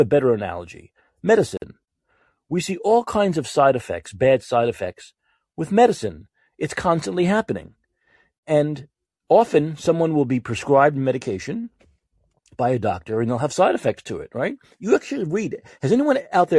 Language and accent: English; New York, United States; I'm a New Yorker